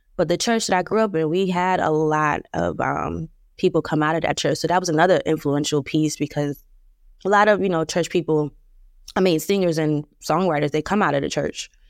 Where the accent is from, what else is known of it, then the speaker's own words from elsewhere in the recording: Plainfield, New Jersey, United States; I'm from New Jersey, uh, Plainfield, New Jersey, to be exact.